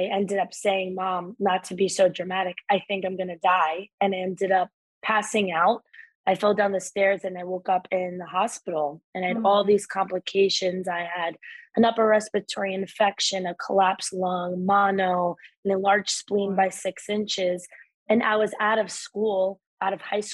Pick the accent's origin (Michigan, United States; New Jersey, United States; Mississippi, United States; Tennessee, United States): New Jersey, United States; Northern; I grew up in Northern New Jersey